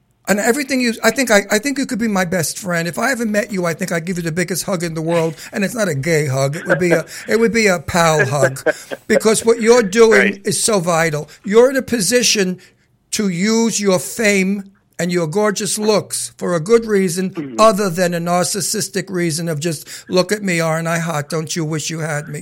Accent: New York City, New York, United States; I'm a New Yorker from Brooklyn

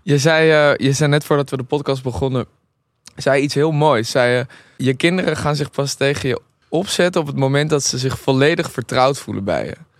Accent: Amsterdam, North Holland, Netherlands; ik ben in Amsterdam opgegroeid

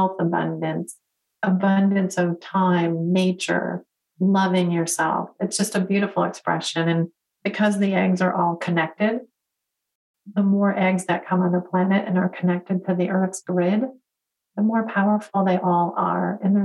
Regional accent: Detroit, Michigan, United States; So born and raised in Detroit, go to school for engineering.

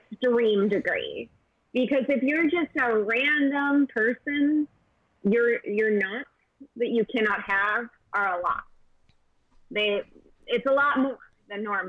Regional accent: Chicago, Illinois, United States; I'm from Chicago

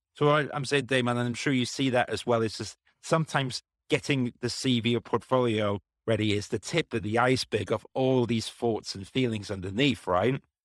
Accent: Wales, United Kingdom; moved away as an adult; also born or lived in London; I grew up in Wales, and I was like, oh, I'm going to study in London

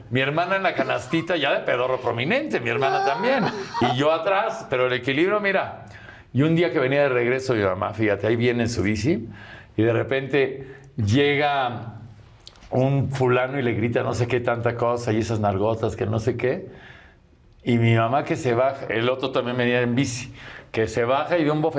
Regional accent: Coapa, Mexico City, Mexico; No, ah, yo soy de Lavante, de Miramontes. Allá de Miramontes para allá.

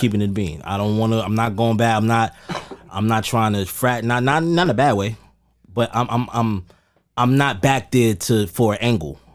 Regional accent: New York City, New York, United States; So I'm a West Indian descent child, but I was born in Amer-, I was born in Harlem

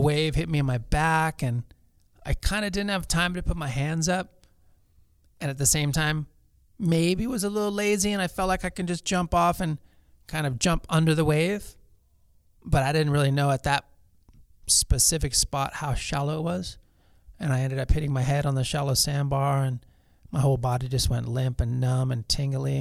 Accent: Los Angeles, California, United States; I grew up in Pacific Palisades

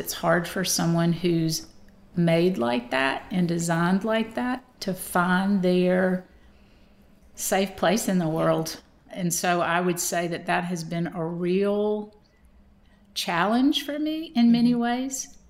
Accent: Madison, Georgia, United States; accent: Southern; I was raised in Madison, Georgia. My mother still lives in the home that I was raised in as a kindergartner on up

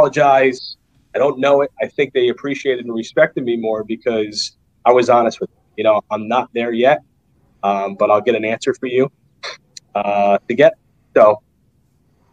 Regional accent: North Arlington, New Jersey, United States; I grew up in North Arlington, but I went to high school in Jersey City

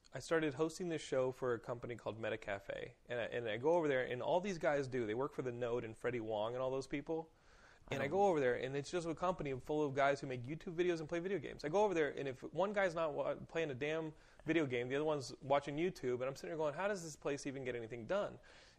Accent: Austin, Texas, United States; we had an intensely normal conversation about growing up in Austin and our dogs.

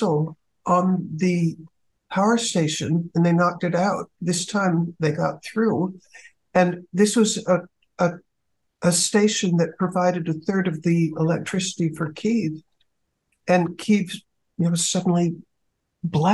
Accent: United States; as an American

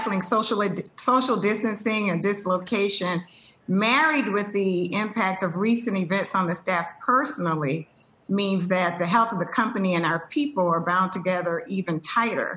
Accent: the South, United States; moved away; I grew up in the South

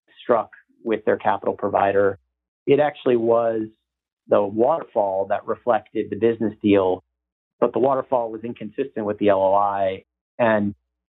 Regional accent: Northeast, United States; moved away as an adult; also born or lived in New York / Boston; now in Dallas, United States; I'm originally from the Northeast

